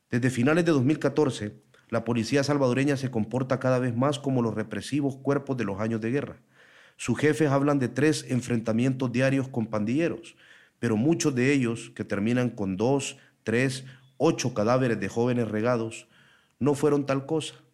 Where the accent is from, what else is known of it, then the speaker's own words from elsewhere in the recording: San Pedro Sula, Cortés, Honduras; moved away as an adult; now in Mexico; tengo 20 años. Estoy desde septiembre del año pasado aquí en México. Vengo de San Pedro Sula, una de las ciudades más peligrosas de Honduras.